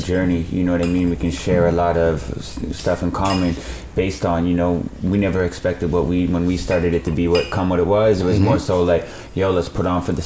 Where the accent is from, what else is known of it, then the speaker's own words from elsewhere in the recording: Canada; Being a Canadian that runs a league that, like, you know, runs in Canada and America